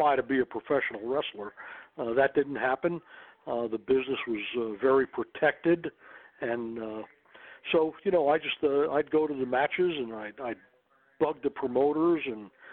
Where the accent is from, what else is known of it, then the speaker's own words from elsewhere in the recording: New Jersey, United States; moved away; also born or lived in Missouri; I grew up in New Jersey